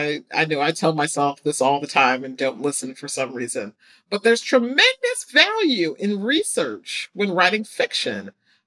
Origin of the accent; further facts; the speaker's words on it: United States; growing up in the States, it was always fascinating to see people's responses to Africa who are Black.